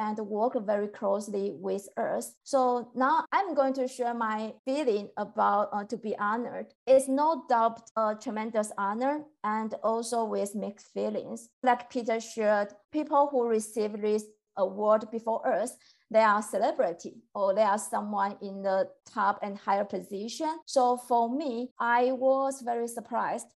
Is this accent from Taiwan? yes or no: yes; Taiwan; moved away as an adult; now in Philadelphia, United States; I'm from Taiwan. I have been living in Philadelphia for a little bit more than 4 years.